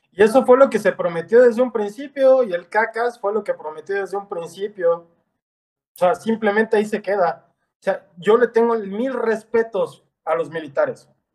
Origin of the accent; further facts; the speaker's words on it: Mexico; nuestra nación